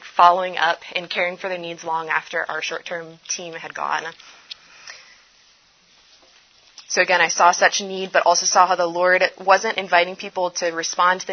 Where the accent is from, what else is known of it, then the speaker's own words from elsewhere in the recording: Indonesia; moved away; I was actually born and raised in Indonesia, the largest Muslim country in the world